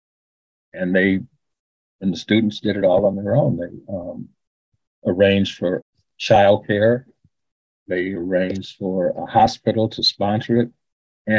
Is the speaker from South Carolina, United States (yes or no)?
no; Chicago, Illinois, United States; also born or lived in Waterloo, Iowa; born and raised on the West Side, K-Town